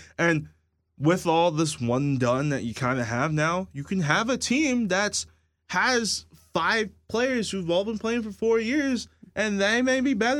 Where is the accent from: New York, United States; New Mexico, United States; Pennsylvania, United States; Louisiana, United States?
Pennsylvania, United States; Philadelphia; I'm from Philadelphia.